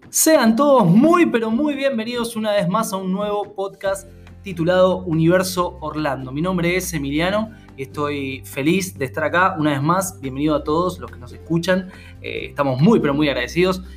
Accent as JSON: {"language": "Spanish", "country": "Argentina", "also_born_or_lived": "Buenos Aires", "said": "nosotros somos argentinos, estamos en Buenos Aires."}